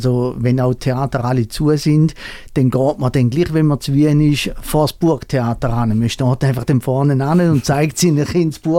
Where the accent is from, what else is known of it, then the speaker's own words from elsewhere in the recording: Eastern Switzerland, Switzerland; Ich komme äh, aus der Ostschweiz. Ich kann eigentlich auch Schweizerdeutsch reden